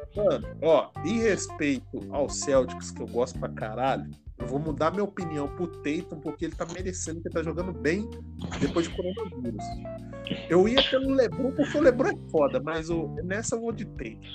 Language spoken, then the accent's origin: Portuguese; Minas Gerais, Brazil; moved away; eu sou mineiro, então fala biscoito